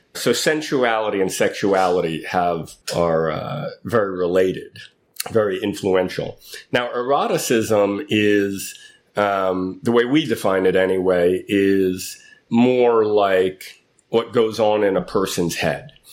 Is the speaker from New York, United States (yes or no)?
yes; New York City, New York, United States; moved away as an adult; now in San Francisco, United States; I grew up in Manhattan in New York City